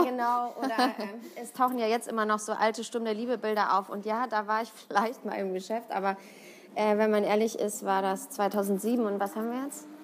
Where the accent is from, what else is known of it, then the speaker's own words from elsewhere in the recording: Siegen, North Rhine-Westphalia, Germany; moved away as an adult; now in Cologne, Germany; ich komme aus Siegen, das ist nochmal so 80 Kilometer entfernt von Köln